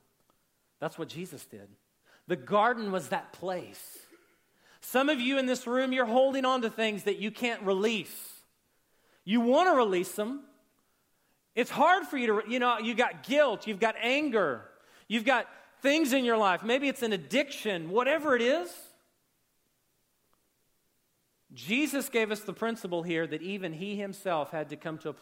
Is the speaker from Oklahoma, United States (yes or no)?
yes; Oklahoma City, Oklahoma, United States; I grew up in Oklahoma City, but we grew up in this little bitty house